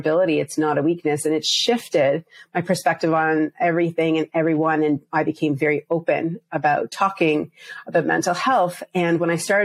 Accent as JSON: {"language": "English", "region": "Prince Edward Island", "country": "Canada", "tie": "born or raised there", "also_born_or_lived": "Bangladesh (parents)", "said": "I was born and raised in Canada. When I was very small, we moved to the smallest province in Canada, Prince Edward Island."}